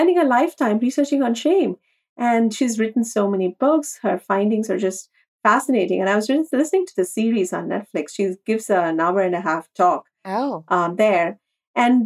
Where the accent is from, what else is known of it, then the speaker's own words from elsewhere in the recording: India; moved away as an adult; now in New York City, United States; growing up in India and moving abroad in our 20s